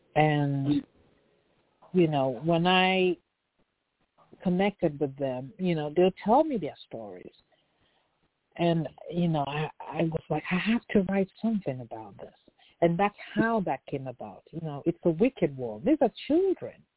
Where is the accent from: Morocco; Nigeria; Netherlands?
Nigeria; Lagos; now in California, United States; Yes, I was born in Lagos